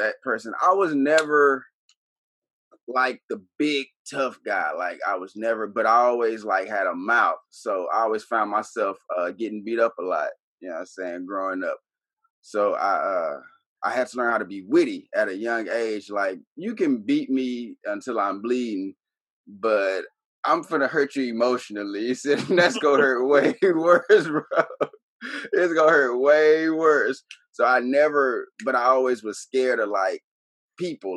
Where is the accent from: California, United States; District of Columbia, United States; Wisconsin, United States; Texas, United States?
Texas, United States; Dallas; also born or lived in Frankfurt, Germany / Houston; Moved to Dallas. I lived in Dallas until I was 18 and moved to Houston.